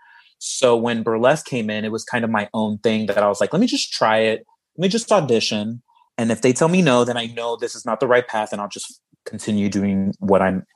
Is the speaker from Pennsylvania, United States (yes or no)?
no; Miami, Florida, United States; moved away as an adult; also born or lived in Chicago / Los Angeles; I moved out there from my hometown of Miami to go to school to study theater